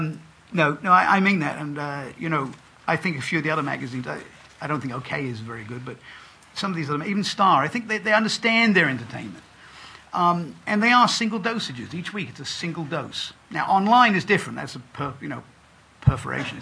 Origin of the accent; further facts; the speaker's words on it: England, United Kingdom; I grew up in England.